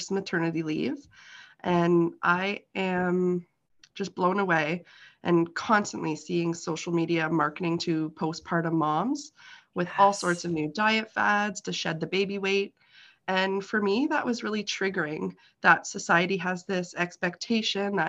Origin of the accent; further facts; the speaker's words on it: Kawartha Lakes, Ontario, Canada; I was born and raised here in the Kawartha Lakes.